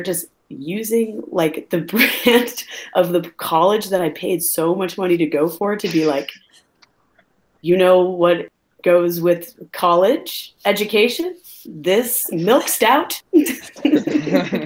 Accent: Riverside, Illinois, United States; I'm from Riverside, Illinois, and I went to Fenwick High School

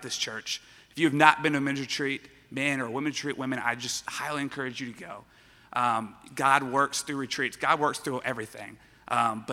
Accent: Baton Rouge, Louisiana, United States; I was born and raised in Baton Rouge, where I attended Parkview Baptist Church

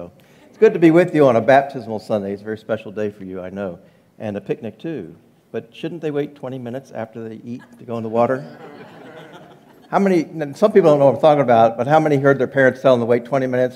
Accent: Maryland, United States; moved away as an adult; now in Texas, United States; Karen and I are both from Maryland, and D.C. suburbs

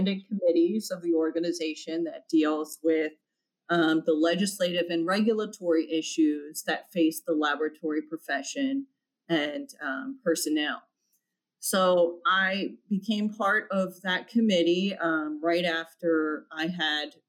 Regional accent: Philadelphia, Pennsylvania, United States; Philadelphia, my hometown

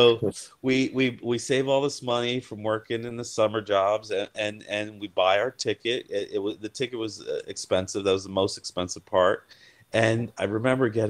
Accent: United States; also born or lived in Brazil; I was born in America

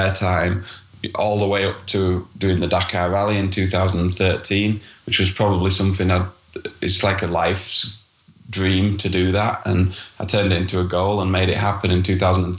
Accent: Yorkshire and the Humber, United Kingdom; I'm from Yorkshire, North Yorkshire in the United Kingdom, in England

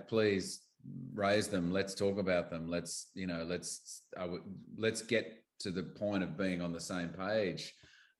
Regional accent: Australia; as an Aussie actor

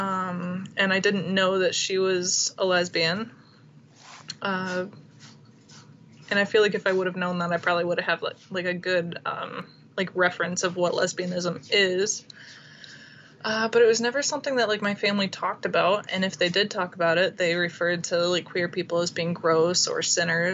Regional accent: Fort Wayne, Indiana, United States; moved away; I am from Indiana, and like the northern part of Indiana. I was born in Fort Wayne

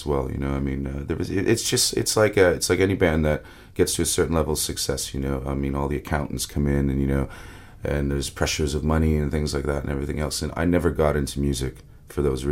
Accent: Windsor, Ontario, Canada; I grew up in Windsor, Ontario, which is right across the border from Detroit.

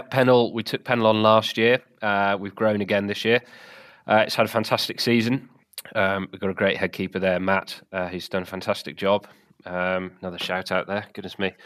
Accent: the South of England, United Kingdom; moved away; also born or lived in Wales; I'm from the South originally

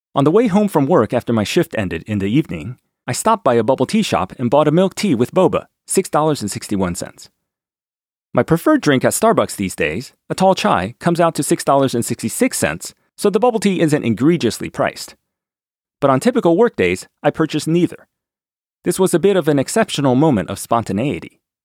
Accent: D.C., District of Columbia, United States; Growing up near Washington, D C

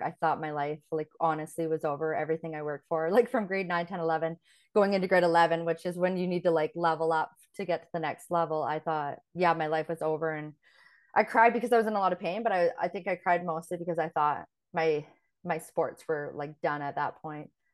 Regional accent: Fort St. John, British Columbia, Canada; moved away as an adult; also born or lived in Grande Prairie, Alberta / Thailand / Mexico; Grand Prairie is where I was actually born and, um, then grew up in Fort Saint John

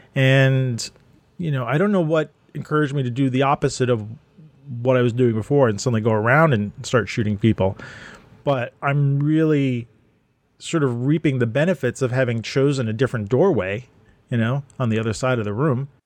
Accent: New York, United States; when I was growing up, Manhattan and Brooklyn

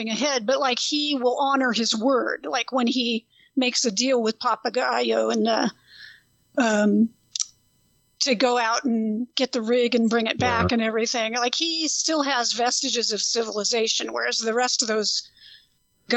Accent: Central Coast California, United States; I growing up in Central Coast California

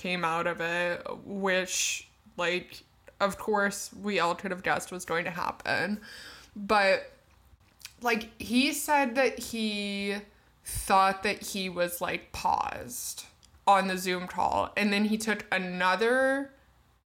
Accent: Canada; We are Canadian.

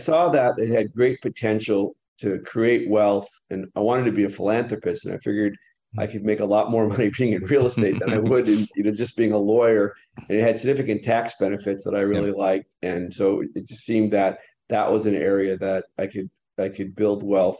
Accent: Los Angeles, California, United States; also born or lived in Santa Barbara, California; I was born in the San Fernando Valley, lived in Canoga Park

